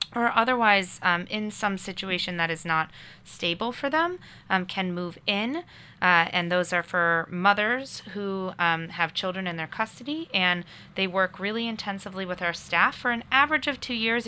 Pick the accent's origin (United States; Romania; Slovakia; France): United States; Connecticut; also born or lived in Boston area, Massachusetts; now in Nashville, United States; I'm from, uh, the long, faraway state of Connecticut originally, um, but come to Nashua by way of, uh, the Boston area